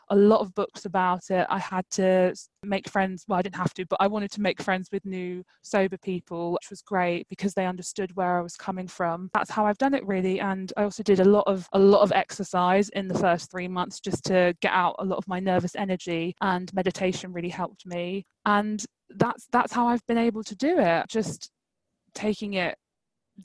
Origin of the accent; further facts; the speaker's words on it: London, United Kingdom; I'm from East London, it's very multicultural.